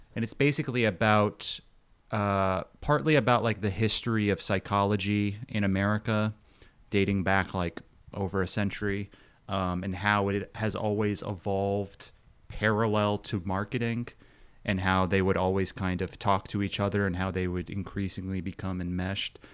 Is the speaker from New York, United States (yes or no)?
yes; Long Island, New York, United States; born or raised there; moved away as an adult; also born or lived in Queens, New York / Brooklyn, New York